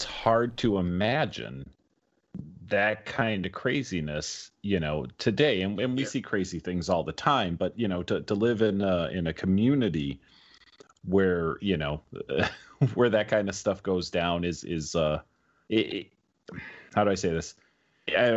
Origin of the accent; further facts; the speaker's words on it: Chicago, Illinois, United States; I grew up in Chicago